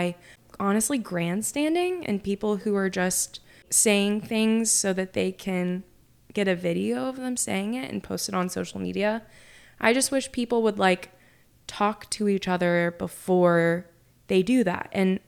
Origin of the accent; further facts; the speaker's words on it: Oklahoma, United States; also born or lived in Utica, New York / Nashville, Tennessee; I was born in Utica, New York, and then we moved to Nashville and we lived there until I was 7. And then we lived in Oklahoma and that's where I lived until, obviously I moved.